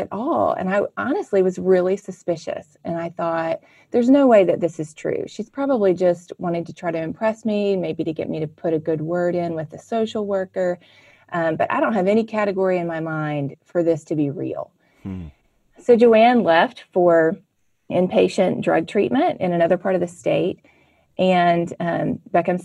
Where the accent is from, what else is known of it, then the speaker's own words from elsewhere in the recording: Mississippi, United States; I grew up in Mississippi in a wonderful Christian family